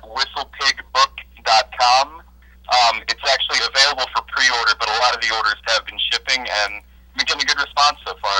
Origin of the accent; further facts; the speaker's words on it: North Olmsted, Ohio, United States; Yeah, I'm from North Olmsted originally, which is the other side of Cleveland, but kind of similar thing.